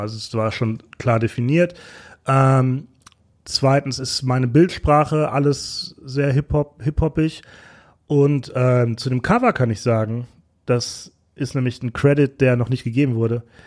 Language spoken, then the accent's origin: German; Bochum, North Rhine-Westphalia, Germany; now in Berlin, Germany; ich bin gebürtig aus Bochum